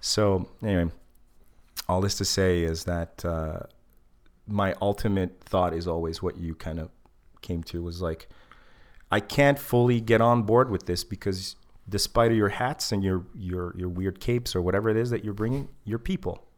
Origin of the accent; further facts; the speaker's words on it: Egypt; moved away; I'm not black, but I'm from Africa